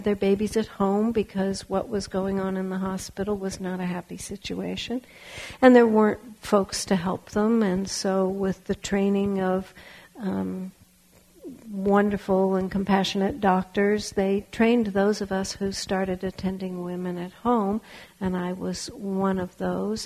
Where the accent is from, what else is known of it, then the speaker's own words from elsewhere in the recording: Los Angeles, California, United States; also born or lived in Berkeley, California; I was raised in Los Angeles, but I grew up in Berkeley